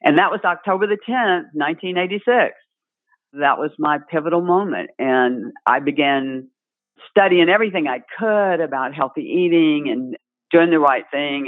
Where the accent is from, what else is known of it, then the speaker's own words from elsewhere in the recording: South Louisiana, United States; I was raised in South Louisiana